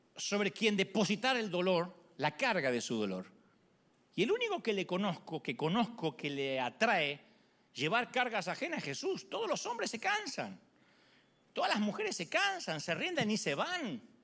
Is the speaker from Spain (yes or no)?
no; Argentina; moved away